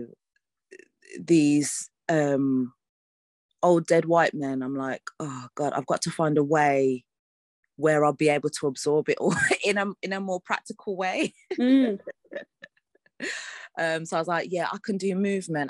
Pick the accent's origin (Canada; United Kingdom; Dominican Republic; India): United Kingdom; Birmingham, West Midlands; I am Brummie through and through. So, yeah, the community network there in terms of the arts is, like, it's a proper lifeline for a lot of people. And yeah, like, there were so many opportunities for me as a young person